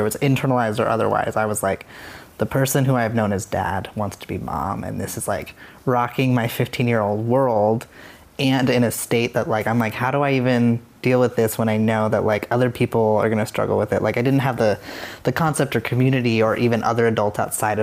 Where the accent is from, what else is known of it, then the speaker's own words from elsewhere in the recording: Casper, Wyoming, United States; moved away as an adult; I grew up in Wyoming, in Casper, Wyoming